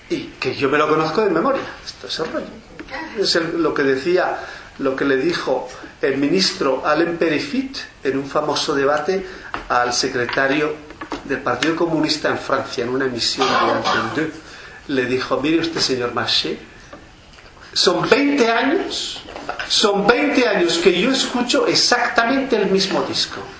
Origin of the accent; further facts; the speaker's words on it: Spain; en primer lugar no soy israelí soy español